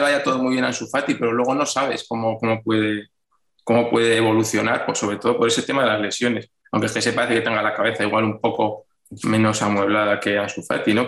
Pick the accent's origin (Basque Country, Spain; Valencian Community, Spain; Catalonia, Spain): Basque Country, Spain; Vitoria-Gasteiz; yo soy de Vitoria